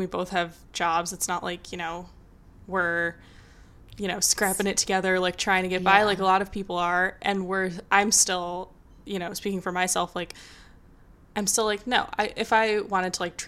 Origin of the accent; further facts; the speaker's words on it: Midwest, United States; now in New York, United States; I grew up in the Midwest